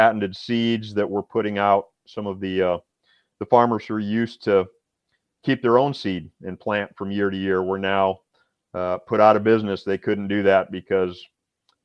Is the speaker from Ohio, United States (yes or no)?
no; Iowa, United States; now in Tennessee, United States; We're not originally from Tennessee. I'm originally from Iowa.